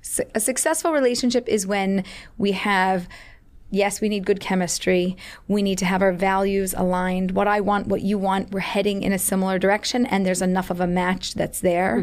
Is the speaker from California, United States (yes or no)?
no; Philadelphia, Pennsylvania, United States; moved away; I was born and raised in Philadelphia